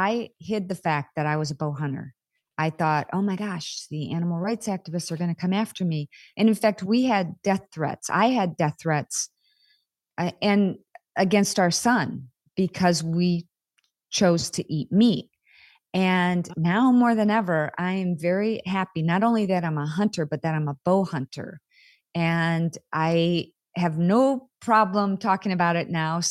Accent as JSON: {"language": "English", "area": "East Duluth, near Selfridge Air Force Base", "region": "Michigan", "country": "United States", "tie": "born or raised there", "said": "where I grew up on East Duluth, right across from Selfridge Air Force Base"}